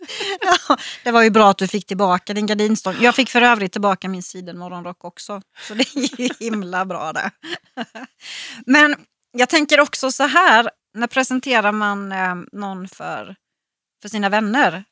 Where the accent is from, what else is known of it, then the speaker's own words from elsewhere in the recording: Växjö, Kronoberg County, Sweden; hemma i Växjö